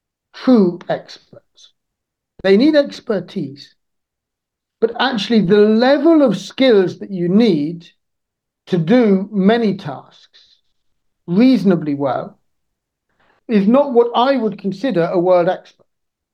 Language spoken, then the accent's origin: English; Niger; I grew up in Niger, but this isn't about my time in Niger.